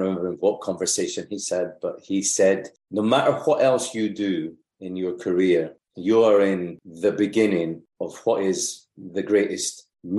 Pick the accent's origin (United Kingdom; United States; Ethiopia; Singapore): United Kingdom; Lockerbie, Scotland; where I grew up in Lockerbie